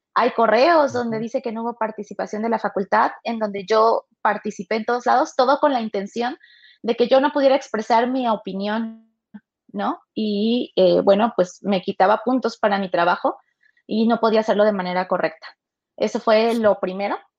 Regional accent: Tuxtepec, Oaxaca, Mexico; moved away; yo soy de Oaxaca, Tuxtepec, Oaxaca, orgullosamente

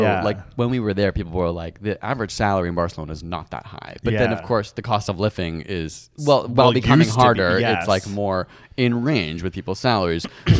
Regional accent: India; Yeah, and also I am Indian.

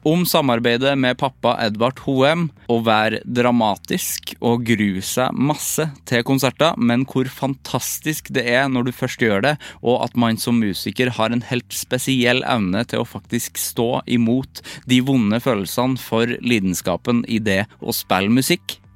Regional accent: Trøndelag, Norway; vi har jo en trønderklubb

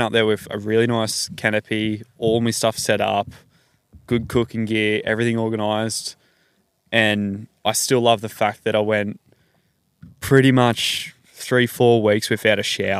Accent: New South Wales, Australia; now in Queensland, Australia; I've got some mates I grew up with in New South Wales

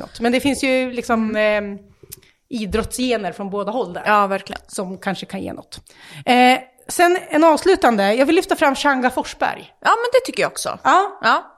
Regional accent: Västerås, Västmanland, Sweden; vi är västeråsare

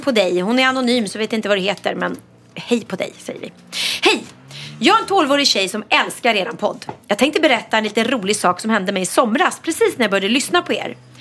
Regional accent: Sweden; vi är ganska många svenskar

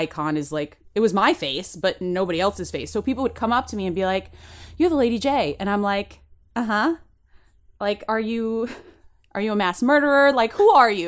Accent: United States; now in United Kingdom; I'm American

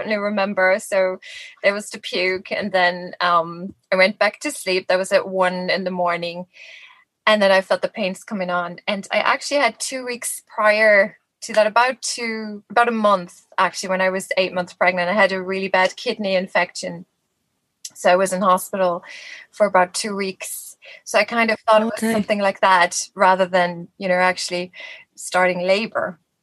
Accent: Germany; moved away as an adult; now in Dublin, Ireland; I'm actually from Germany originally, but I've been here in Ireland. This is now my 18th year.

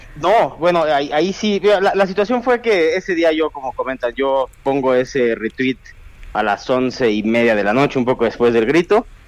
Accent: Mexico; como jóvenes mexicanos

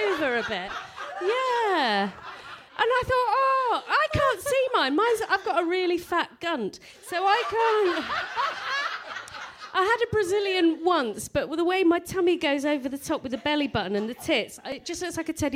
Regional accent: Buckinghamshire, South East England, United Kingdom; I'm from Buckinghamshire

